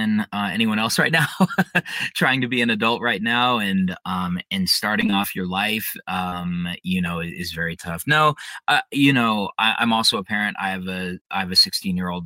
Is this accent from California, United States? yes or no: no; Denver, Colorado, United States; I was born and raised in Denver, Colorado